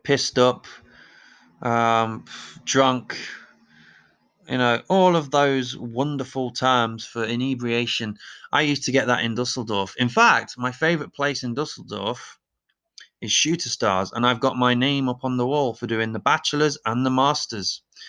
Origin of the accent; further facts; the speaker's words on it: England, United Kingdom; I have an advantage. I'm English. It's in genetics, the DNA.